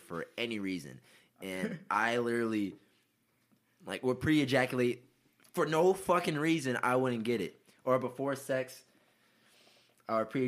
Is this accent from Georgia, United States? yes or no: yes; Atlanta, Georgia, United States; I'm from Northwest.